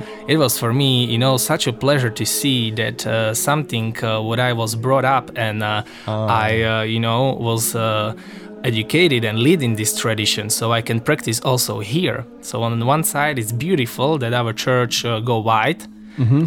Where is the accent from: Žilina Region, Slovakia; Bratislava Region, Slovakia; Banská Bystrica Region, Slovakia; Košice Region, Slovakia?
Košice Region, Slovakia; Košice; also born or lived in Manitowoc, Wisconsin; I'm from Košice, from eparchy of Košice